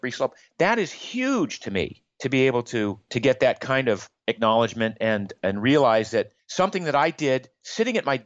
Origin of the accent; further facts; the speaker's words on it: Maine, United States; I grew up in Maine in the U.S.